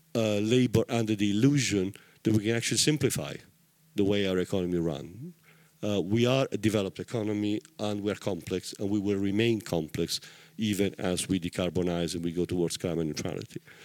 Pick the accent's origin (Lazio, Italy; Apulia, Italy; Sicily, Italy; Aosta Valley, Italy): Apulia, Italy; Taranto; I come from Taranto in southern Italy